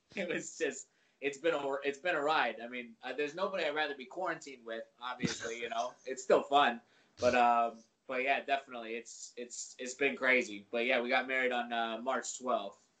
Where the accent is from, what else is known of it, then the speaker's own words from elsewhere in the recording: Virginia, United States; moved away; I'm from Virginia originally.